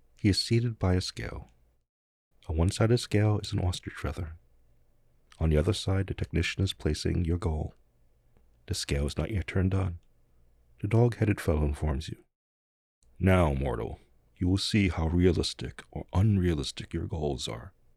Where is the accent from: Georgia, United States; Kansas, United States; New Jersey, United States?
New Jersey, United States; moved away; The neighborhood I grew up in in New Jersey was mostly poor and working class